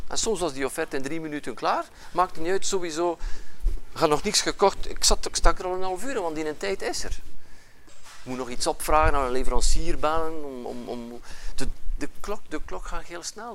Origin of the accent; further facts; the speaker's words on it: Ypres, Flanders, Belgium; accent: West Flemish; now in Ghent, Belgium; je hoort dat misschien aan mijn accent, ik kom van, van, vanuit West-Vlaanderen, nu woon ik wel in Gent, maar ik kom van het, Dieperse. Eh, van het Ieperse.